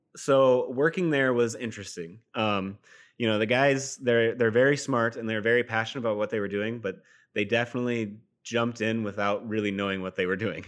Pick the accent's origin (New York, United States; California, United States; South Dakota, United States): South Dakota, United States; Sioux Falls; also born or lived in Fort Dodge, Iowa; I was born and raised in Fort Dodge, Iowa, but we moved to Sioux Falls when I was in middle school, and so Sioux Falls is home.